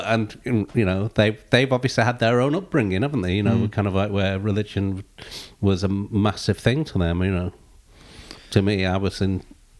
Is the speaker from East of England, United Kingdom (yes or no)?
yes; Chelmsford, East of England, United Kingdom; But I was Chelmsford. I'm Chelmsford born and bred, really. So I bump into people all the time from Chelmsford